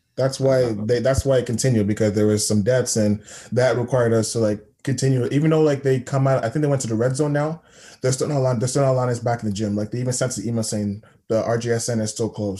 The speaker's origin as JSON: {"language": "English", "town": "Toronto", "region": "Ontario", "country": "Canada", "said": "I'm from Scarborough"}